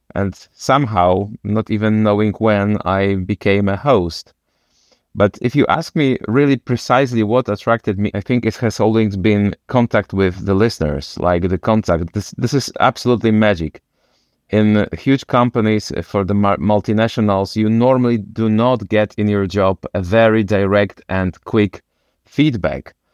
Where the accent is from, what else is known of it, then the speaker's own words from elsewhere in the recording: Wrocław, Lower Silesian Voivodeship, Poland; I come from Wrocław.